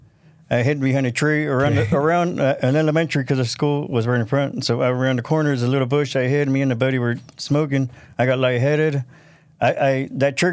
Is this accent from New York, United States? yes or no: no; Ventura County, California, United States; also born or lived in Tijuana, Mexico; we grew up in Ventura County.